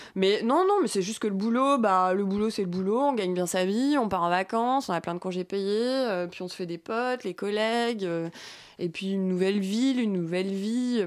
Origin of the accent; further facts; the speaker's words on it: Brittany, France; moved away; j'ai grandi en Bretagne. Je suis bretonne.